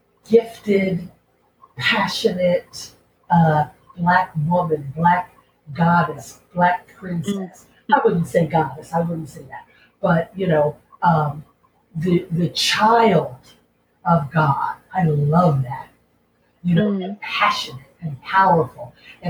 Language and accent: English; Philadelphia, Pennsylvania, United States; moved away as an adult; I made a decision to leave Philadelphia, to leave my hometown and go somewhere else